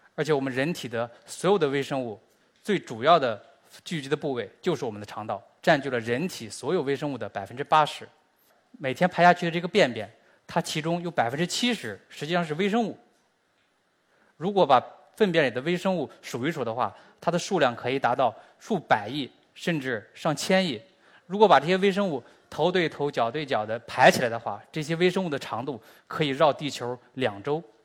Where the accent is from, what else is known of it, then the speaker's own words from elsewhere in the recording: China; 我们中国人和美国人的微生物本身就是不一样的